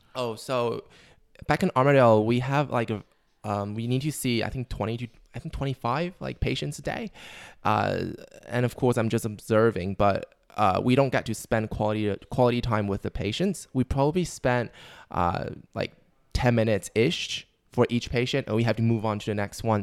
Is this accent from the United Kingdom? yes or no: no; Taiwan; moved away as an adult; now in Australia; I'm from Taiwan.